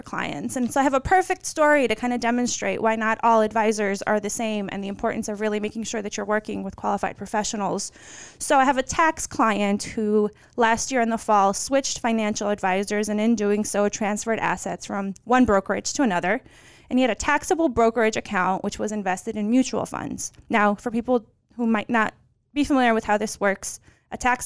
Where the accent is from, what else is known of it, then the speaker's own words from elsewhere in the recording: Bosnia & Herzegovina; now in United States; I'm from Bosnia.